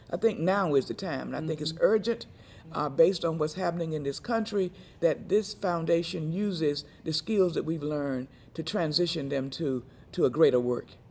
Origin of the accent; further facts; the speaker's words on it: Rocky Mount, North Carolina, United States; I'm from Rocky Mount, North Carolina